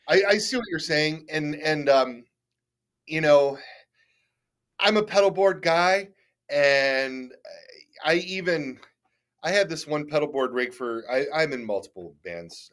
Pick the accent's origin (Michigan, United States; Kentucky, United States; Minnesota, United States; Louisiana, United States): Michigan, United States; Detroit; moved away as an adult; now in Toledo, United States; I grew up in Detroit